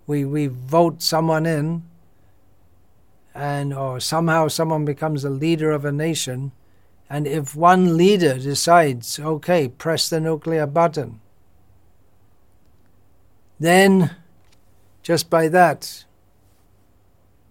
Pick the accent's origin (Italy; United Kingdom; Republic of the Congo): United Kingdom; moved away; growing up in Britain in the 1960s and 70s